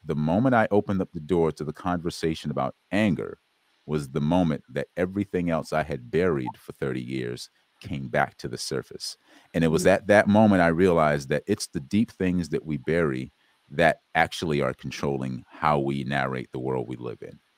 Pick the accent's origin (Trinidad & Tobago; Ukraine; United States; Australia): United States; South Carolina; I was born in South Carolina